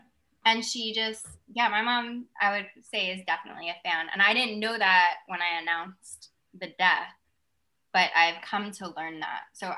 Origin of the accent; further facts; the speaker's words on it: New York, United States; now in California, United States; I'm a New Yorker.